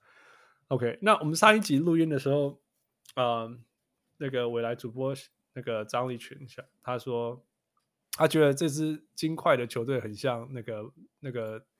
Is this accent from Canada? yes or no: yes; Canada; 那我问你哦，这才因为我们加拿大人都都会知道一些鸟事情、小事情啊。